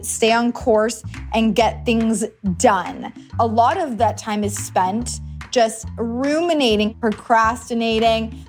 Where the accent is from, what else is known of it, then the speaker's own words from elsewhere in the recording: Toronto, Ontario, Canada; I'm from Toronto, Canada.